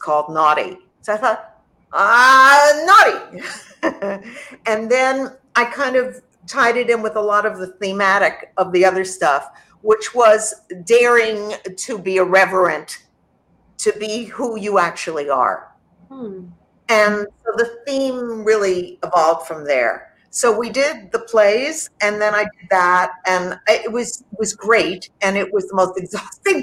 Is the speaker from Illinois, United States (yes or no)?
no; New York, United States; growing up in New York